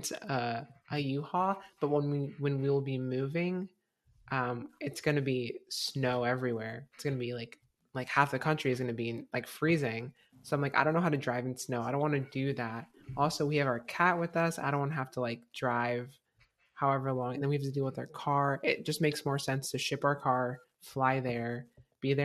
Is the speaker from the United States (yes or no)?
yes; Florida, United States; I'm from Florida. All we know is AC.